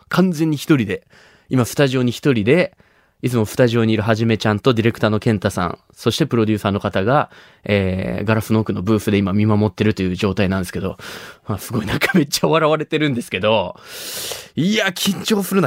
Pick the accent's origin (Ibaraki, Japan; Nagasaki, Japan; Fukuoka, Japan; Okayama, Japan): Nagasaki, Japan; Shimabara; moved away as an adult; 地元島原には高校3年生の時まで住んでまして